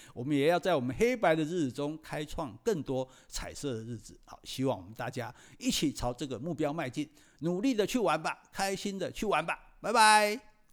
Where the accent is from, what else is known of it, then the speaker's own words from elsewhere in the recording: Taiwan; 作为一个台湾人呢